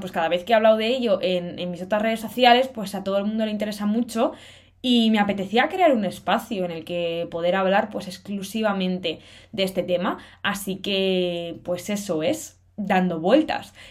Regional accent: Cantabria, Spain; moved away as an adult; also born or lived in Salamanca, Spain; now in Madrid, Spain; tengo 21 años y soy de Cantabria.

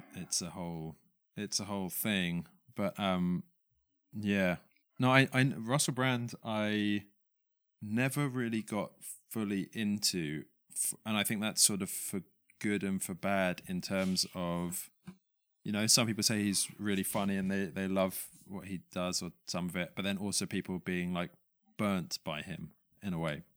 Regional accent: London, United Kingdom; moved away; we grew up in London

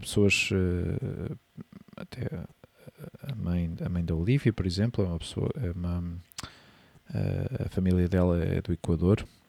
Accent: Portugal; moved away as an adult; now in Spain; quando vivemos fora do nosso país

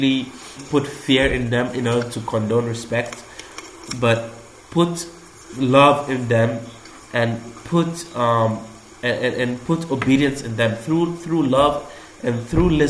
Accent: Malaysia; moved away; growing up in Malaysia

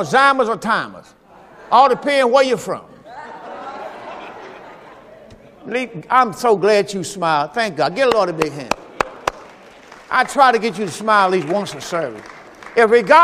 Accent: Mississippi, United States; I'm from the Mississippi.

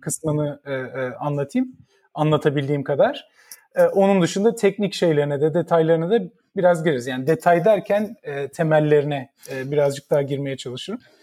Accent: Ankara, Turkey; moved away as an adult; now in United States; ben 1975'te Ankara'da doğdum. Şimdi yaşımı direkt ilk bilgi olarak yaşımı e, söylemiş oluyorum ama ee, Ankara'da doğdum. İlk e, hayatımın 20-21 senesi Ankara'da geçti.

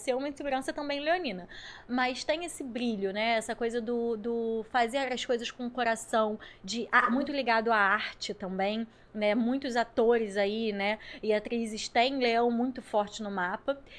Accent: Rio de Janeiro, Brazil; eu sou daqui do Rio

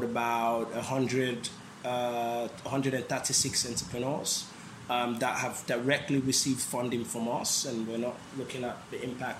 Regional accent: London, United Kingdom; moved away as an adult; now in Sierra Leone; I grew up in London. I went to university school in London

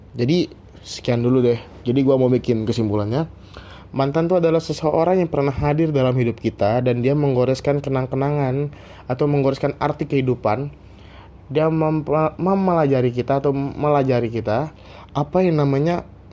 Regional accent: Central Kalimantan, Indonesia; moved away as an adult; now in Yogyakarta, Indonesia; Gua asal Kalimantan Tengah

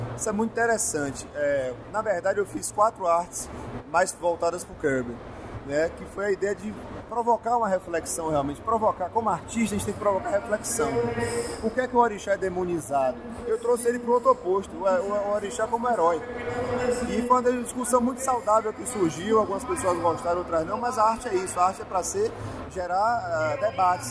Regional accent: Bahia, Brazil; cultura da Bahia, que é minha terra

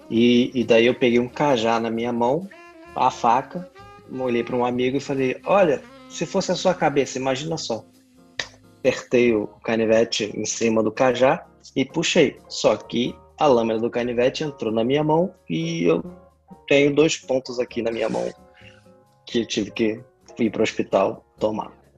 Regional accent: Brazil; era criança, é, o Brasil não era tão violento, ou pelo menos na vizinhança onde eu morava, no bairro onde eu cresci, é, não era um local violento

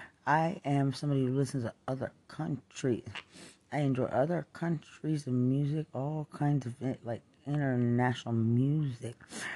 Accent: West Texas, United States; I'm from West Texas. I would never associate to that country. I'm an American.

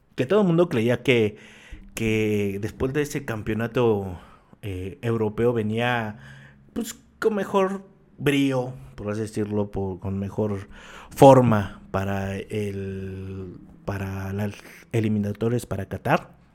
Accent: Mexico; uno como mexicano

